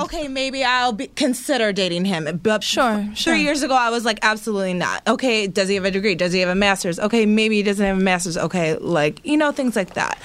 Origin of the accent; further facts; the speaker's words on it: Midwest, United States; I am from the Midwest